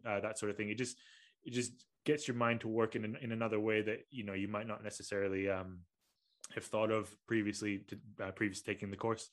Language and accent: English; Kuala Lumpur, Malaysia; moved away; I'm from Kuala Lumpur